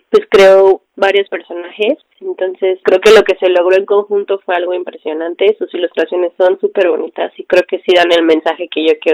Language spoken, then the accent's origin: Spanish; Oaxaca, Mexico; Sufría muchísimo de bullying por mi color de piel. Yo soy originaria de Oaxaca